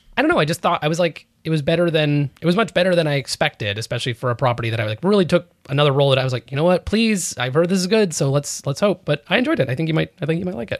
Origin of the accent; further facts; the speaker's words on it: New York, United States; I'm a New Yorker.